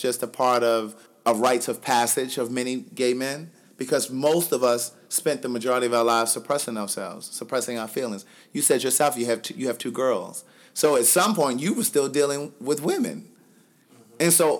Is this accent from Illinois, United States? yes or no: no; Maryland, United States; moved away as an adult; also born or lived in Atlanta, Georgia / Los Angeles, California; I'm from Maryland, so I've partied in Maryland and D.C.